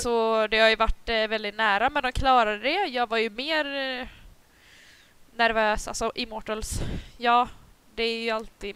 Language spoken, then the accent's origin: Swedish; Gothenburg, Västra Götaland, Sweden; accent: Gothenburg dialect (göteborgska); moved away as an adult; now in Upplands Väsby, Sweden; jag har bara bott här i ett år. Jag antar jo. att jag fortfarande snackar göteborgska